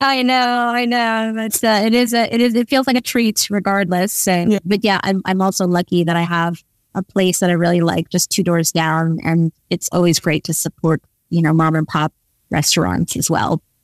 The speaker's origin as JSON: {"language": "English", "region": "New York", "country": "United States", "tie": "born or raised there", "also_born_or_lived": "London, United Kingdom", "moved": "as an adult", "lives_now": "Netherlands", "said": "having grown up in the East Village"}